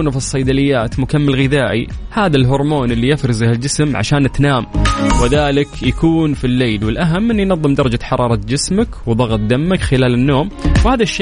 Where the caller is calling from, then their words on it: Riyadh, Riyadh Province, Saudi Arabia; من الرياض